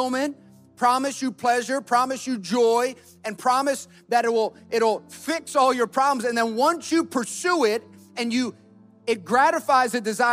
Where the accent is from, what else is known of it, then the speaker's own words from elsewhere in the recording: New Jersey, United States; we're from New Jersey